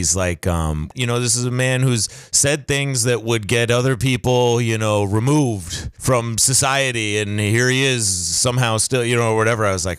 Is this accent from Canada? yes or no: no; Maine, United States; we're from Maine